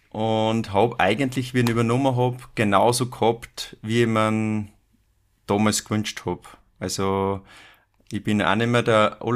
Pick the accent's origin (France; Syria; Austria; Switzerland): Austria; Upper Austria; ich komme ja aus, aus Oberösterreich, wie du schon gesagt hast, ähm, aus dem schönen Innviertel. Oberösterreich hat ja vier Viertel und ich komme da aus dem Innviertel